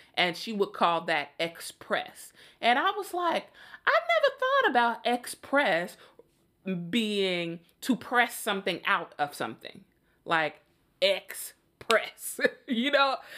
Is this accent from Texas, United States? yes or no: no; Chicago, Illinois, United States; I'm from Chicago